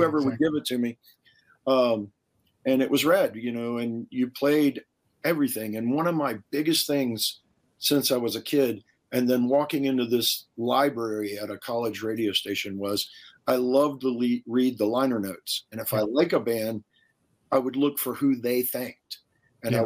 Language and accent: English; Savannah, Georgia, United States; now in Denver, United States; I grew up in the Deep South. I grew up in Savannah, Georgia.